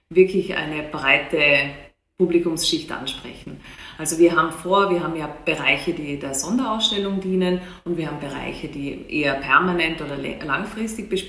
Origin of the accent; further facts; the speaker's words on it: Austria; now in Hannover, Germany; Ich komme aus Österreich, man hört es an, an meiner Stimmfärbung.